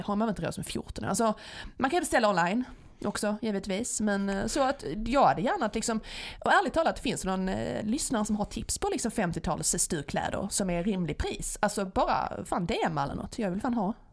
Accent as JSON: {"language": "Swedish", "region": "Skåne", "country": "Sweden", "accent": "Scanian (skånska)", "said": "jag pratar skånska när jag pratar svenska"}